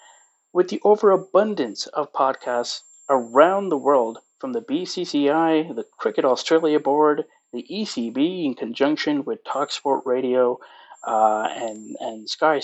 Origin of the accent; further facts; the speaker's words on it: Pakistan; also born or lived in Greater Toronto Area, Canada; now in Toronto, Canada; I am a Pakistani living in Canada, specifically the GTA.